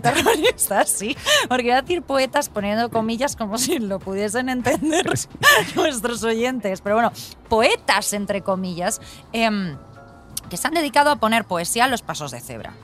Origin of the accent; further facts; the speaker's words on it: Alfafar, Valencian Community, Spain; now in Madrid, Spain; Yo me crié en Valencia, aunque nací en Madrid y mis padres son madrileños.